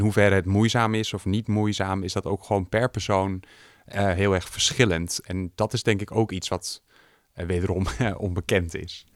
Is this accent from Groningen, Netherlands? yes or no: yes; Groningen, Netherlands; also born or lived in Hoogeveen; Geboren en getogen in Groningen met een korte uitstap naar Hoogveen.